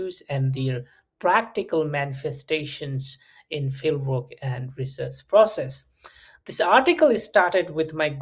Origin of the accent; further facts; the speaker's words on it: Nepal; I'm from Nepal, and I had first-hand experiences of conflict and many post-war challenges and complexities